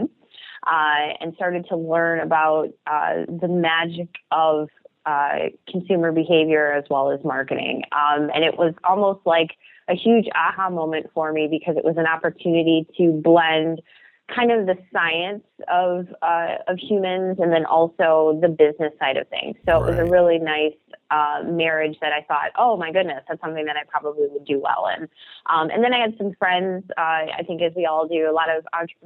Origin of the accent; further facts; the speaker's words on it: Detroit, Michigan, United States; also born or lived in Hampton, Virginia; So I am born and raised in Detroit, Michigan, and then obviously, like many of us, did a long stint in the suburbs